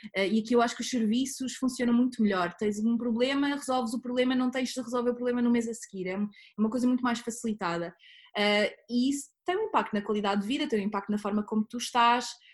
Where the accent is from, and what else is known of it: Portugal; moved away as an adult; also born or lived in Netherlands; now in Southampton, United Kingdom